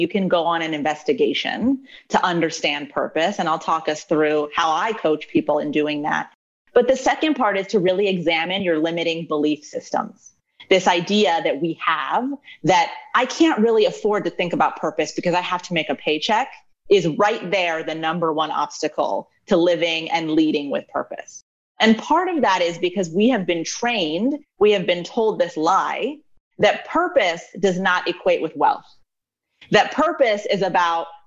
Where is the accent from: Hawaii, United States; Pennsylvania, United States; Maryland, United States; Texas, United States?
Maryland, United States; also born or lived in New Mexico / Colorado; relocated to Maryland and grew up for the rest of my time here, went to school out in Maryland